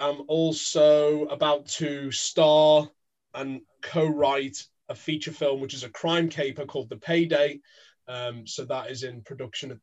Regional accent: Merseyside, North West England, United Kingdom; moved away as an adult; also born or lived in London; I grew up in Merseyside, land of the …, moved to London

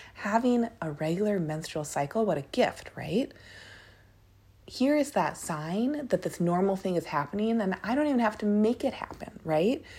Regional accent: Minneapolis, Minnesota, United States; now in Portland, United States; I'm from Minneapolis, a lot of us who live in or grew up around Minneapolis

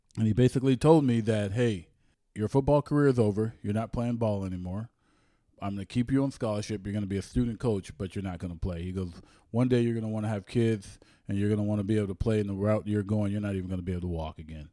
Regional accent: San Jose, California, United States; also born or lived in Oklahoma / Ohio; I was born in San Jose, California

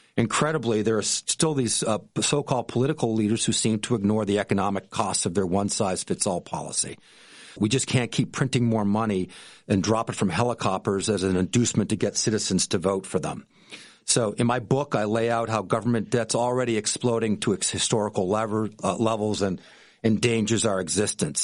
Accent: Boston, Massachusetts, United States; moved away as an adult; also born or lived in Jackson Hole, Wyoming; now in Vero Beach, United States; My wife and I grew up in Boston, um, in the Boston area

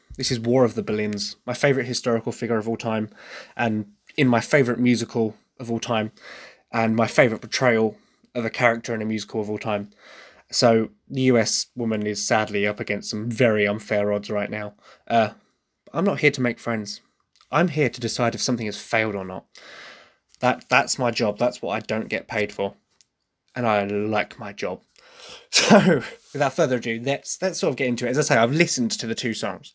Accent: Essex, East of England, United Kingdom; accent: Essex; despite the fact I try very, very hard to hide my Essex accent, it is there because I am, I am from Essex

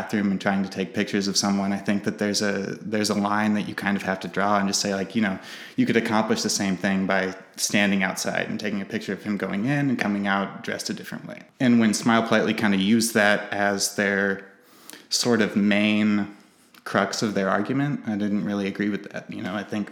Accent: Monticello, Illinois, United States; I'm from Monticello. I've lived in Central Illinois my entire life

